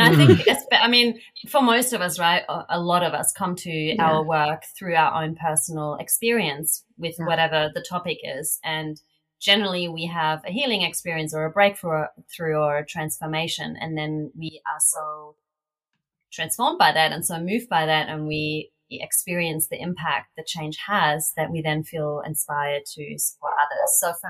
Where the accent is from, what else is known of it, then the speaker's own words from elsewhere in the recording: Australia; accent: Australian; now in Portugal; And now I'm so aware of my accent because it really stands out, you know, because there aren't many Australians.